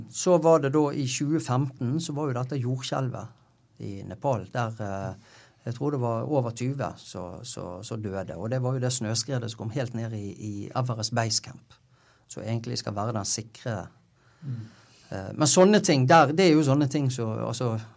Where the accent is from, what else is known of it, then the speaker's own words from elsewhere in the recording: Bergen, Vestland, Norway; jeg er jo fra Bergen, sant? så jeg gikk jo Syfjellsturen da jeg var åtte-ti år